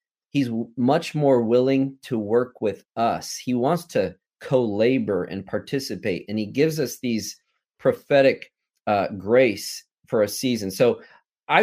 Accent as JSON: {"language": "English", "region": "Illinois", "country": "United States", "tie": "born or raised there", "also_born_or_lived": "Texas", "moved": "as an adult", "said": "Kelly and I grew up in Illinois"}